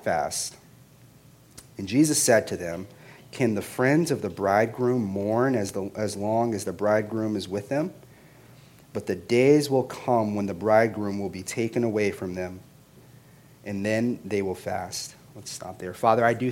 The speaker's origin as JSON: {"language": "English", "town": "Las Vegas", "region": "Nevada", "country": "United States", "tie": "born or raised there", "also_born_or_lived": "Boston, Massachusetts", "said": "while being born in Boston, I was raised in Las Vegas. So I was raised in Las Vegas, Nevada."}